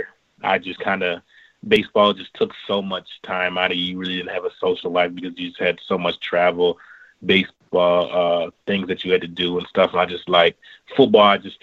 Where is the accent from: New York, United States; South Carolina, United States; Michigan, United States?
Michigan, United States; West Bloomfield; I'm from West Bloomfield, Michigan, about 30 minutes outside of Detroit